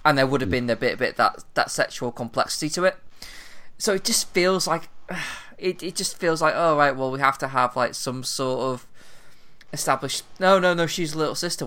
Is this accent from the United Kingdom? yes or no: yes; England, United Kingdom; I'm English